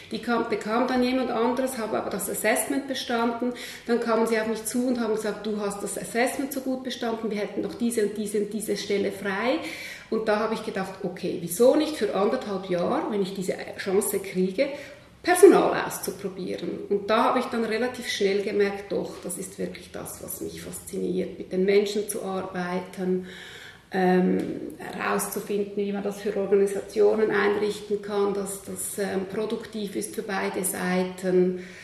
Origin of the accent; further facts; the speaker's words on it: Switzerland; Ähm, ich bin am Zürichsee aufgewachsen, sehr behutsam, in einer ähm, halb akademischen Familie, halb Bauernfamilie.